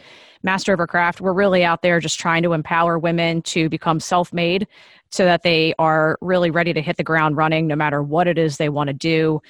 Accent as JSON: {"language": "English", "region": "New Jersey", "country": "United States", "lives_now": "Washington, D.C., United States", "said": "I'm originally from Jersey and found my way down to the DC area."}